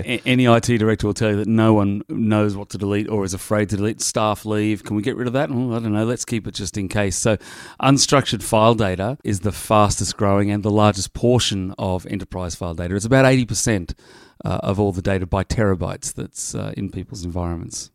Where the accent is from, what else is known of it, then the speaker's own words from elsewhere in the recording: Sydney, New South Wales, Australia; moved away; Sydney, Australia, my hometown.